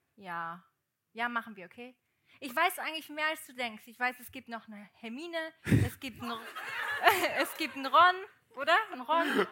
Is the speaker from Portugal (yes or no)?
yes; Portugal; moved away; ich bin ja in Portugal aufgewachsen